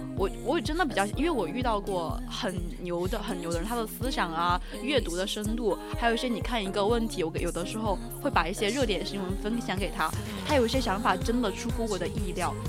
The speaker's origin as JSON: {"language": "Chinese", "region": "Sichuan", "country": "China", "accent": "Sichuanese", "said": "我们四川话"}